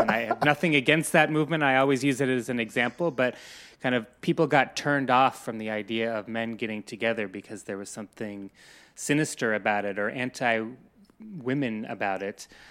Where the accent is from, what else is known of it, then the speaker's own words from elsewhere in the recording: Colorado, United States; now in New York City, United States; I grew up in Colorado, and I have no family here